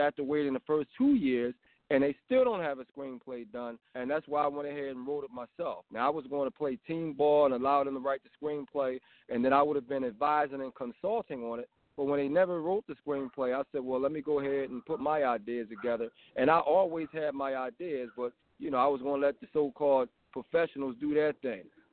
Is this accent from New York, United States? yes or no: no; Philadelphia, Pennsylvania, United States; I was born in West Philly, and I moved into the Uptown Mount Airy area. And in the 80s, I mean, we were the fanciest black kids you could ever imagine.